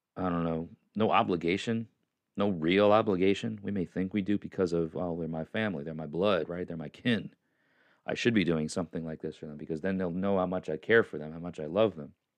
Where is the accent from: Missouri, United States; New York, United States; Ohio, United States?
New York, United States; moved away as an adult; now in Tennessee, United States; I was born there. I'm a New Yorker.